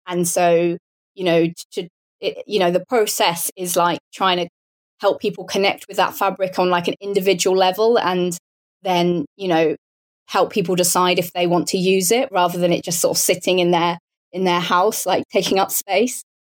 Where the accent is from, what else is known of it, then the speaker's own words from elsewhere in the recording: Portsmouth, South East England, United Kingdom; also born or lived in Bath; as you can probably tell from my accent, I'm British. So I grew up near Portsmouth, which is on the south coast of the UK